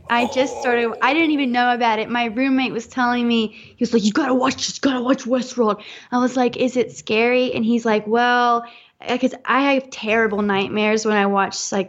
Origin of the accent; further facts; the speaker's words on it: the South, United States; it completely changed my changed my life pretty much because I'm from the South, and there's a lot of repression there